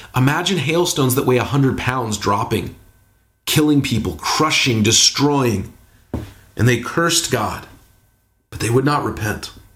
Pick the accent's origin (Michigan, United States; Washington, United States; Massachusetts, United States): Washington, United States; Seattle; also born or lived in Bay Area, California; now in Portland, United States; growing up in Seattle, living in the Bay Area, here in Portland